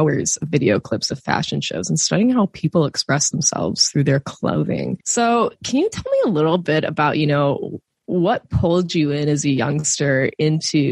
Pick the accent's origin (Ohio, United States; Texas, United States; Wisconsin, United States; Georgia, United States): Wisconsin, United States; I grew up in Wisconsin, which is best known for its cheese as well